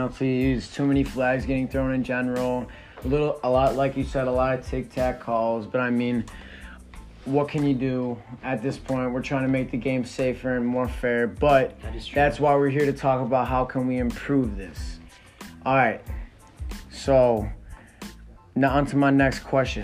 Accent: Chicago, Illinois, United States; I was born and raised in Chicago, Illinois

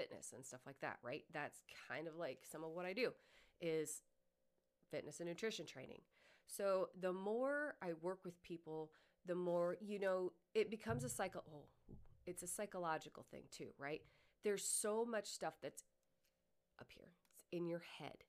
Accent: Iowa, United States; I was born and raised in Iowa.

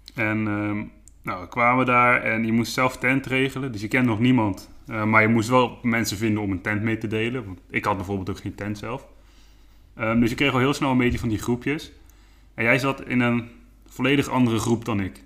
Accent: Dordrecht, South Holland, Netherlands; moved away as an adult; now in Ede, Netherlands; ik kom oorspronkelijk uit Dordrecht. Ehm, daar heb ik 22 jaar gewoond.

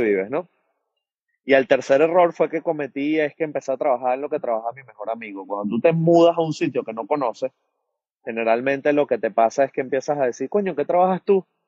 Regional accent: Venezuela; moved away as an adult; now in United States; yo vengo de bartender de Venezuela

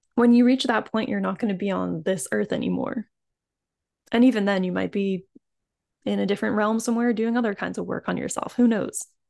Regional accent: East Coast, United States; somewhere in North America, like, I grew up on the East Coast

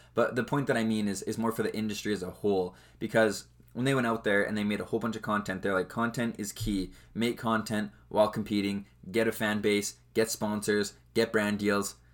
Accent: Western Canada, Canada; obviously I'm from Canada. I live in Canada.

